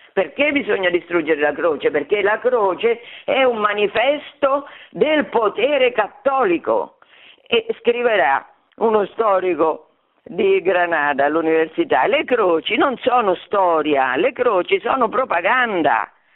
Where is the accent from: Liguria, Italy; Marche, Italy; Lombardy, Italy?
Marche, Italy; Fabriano; nelle Marche, che è la mia regione, perché io sono di Fabriano